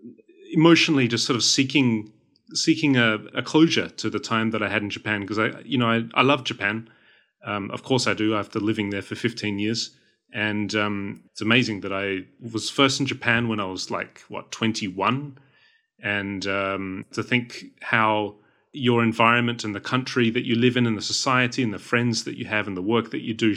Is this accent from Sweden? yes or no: yes; Sweden; here I am from Northern Europe, the lovely country of Sweden.